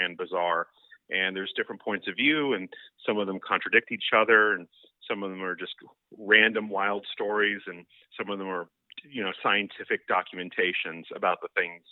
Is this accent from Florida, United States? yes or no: yes; Seminole, Florida, United States; I'm from the Tampa Bay area in Florida. I grew up in Seminole